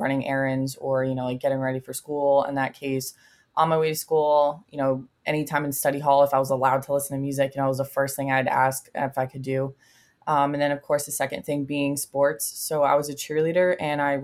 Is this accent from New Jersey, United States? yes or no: yes; New Jersey, United States; I'm from New Jersey